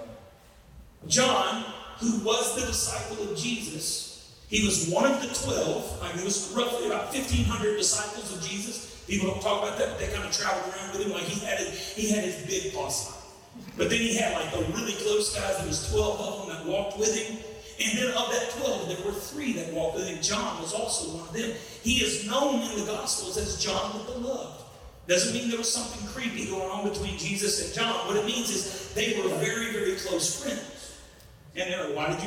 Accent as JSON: {"language": "English", "region": "Southeast Louisiana", "country": "United States", "said": "I'm from Southeast Louisiana"}